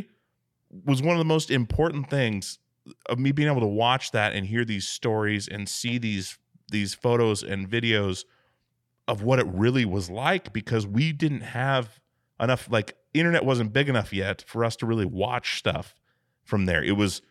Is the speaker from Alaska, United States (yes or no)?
yes; Alaska, United States; I grew up in Alaska